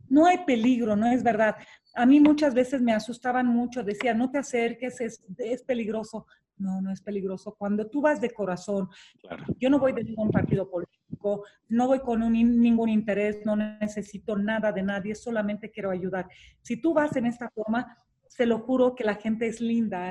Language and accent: Spanish; Romania; now in Mexico; Nací en Rumania, nací en el comunismo, nací en un país con muchas limitaciones